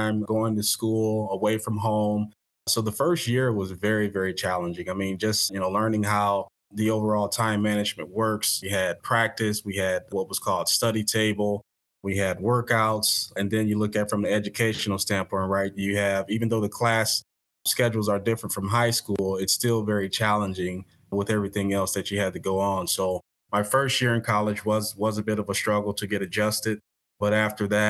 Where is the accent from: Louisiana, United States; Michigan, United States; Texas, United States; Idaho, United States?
Michigan, United States; Detroit; moved away as an adult; also born or lived in Springfield, Illinois; I grew up in Detroit